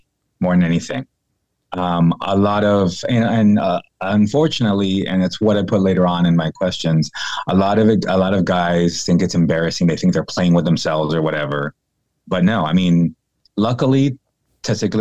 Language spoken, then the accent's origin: English; San Diego, California, United States; moved away as an adult; now in North Carolina, United States; I'm originally from San Diego, California